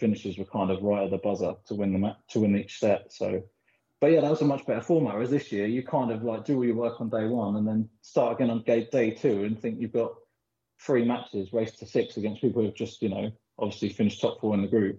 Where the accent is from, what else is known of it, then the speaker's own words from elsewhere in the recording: Philippines; born there; I was born in the Philippines and we did a lot of traveling when we were younger, backwards and forwards.